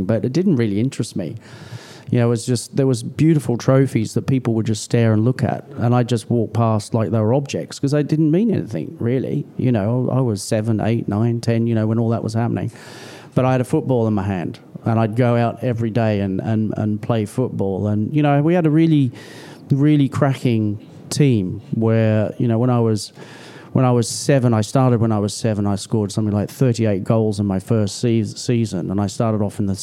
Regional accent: Australia; now in United Kingdom; I was born here. I was raised in Australia. I've spent more time here in the UK. I've travelled the world

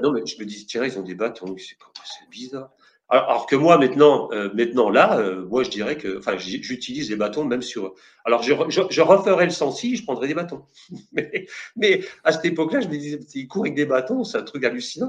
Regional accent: Jura, Bourgogne-Franche-Comté, France; je viens d'un petit village du Jura

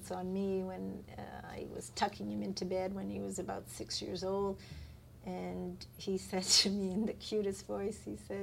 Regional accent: Winnipeg, Manitoba, Canada; I grew up in Winnipeg

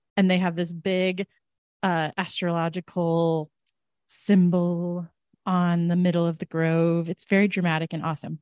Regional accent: United States; as an American

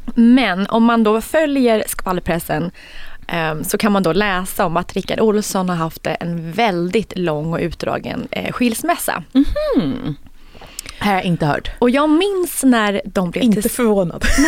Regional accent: Sweden; som svensk, som svensk

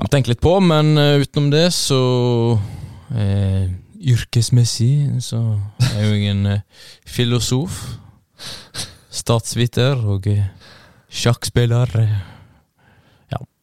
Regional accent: Førde, Vestland, Norway; jeg er fra litt utafor eh, en liten eh, puslete by som heter Førde

